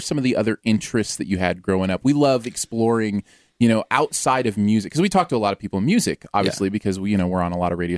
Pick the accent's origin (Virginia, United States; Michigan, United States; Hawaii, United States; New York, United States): Michigan, United States; now in St. Louis, United States; I'm from Michigan